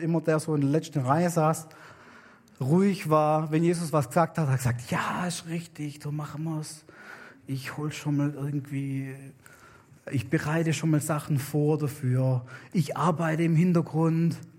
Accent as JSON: {"language": "German", "country": "Germany", "also_born_or_lived": "New Guinea", "moved": "yes", "said": "bei uns in Deutschland"}